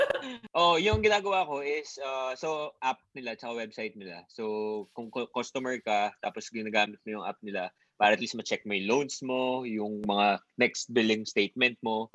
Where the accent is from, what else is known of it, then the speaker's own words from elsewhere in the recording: Bicol Region, Philippines; we grew up sa Bicol